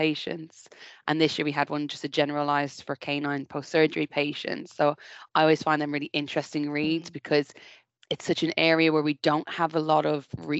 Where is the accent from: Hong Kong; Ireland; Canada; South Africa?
Ireland; now in United Kingdom; I'm Irish